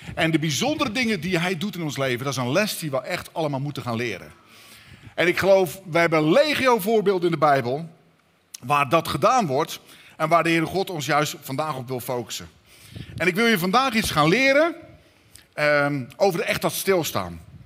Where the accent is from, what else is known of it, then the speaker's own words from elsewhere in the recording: Katwijk, South Holland, Netherlands; We komen uit Katwijk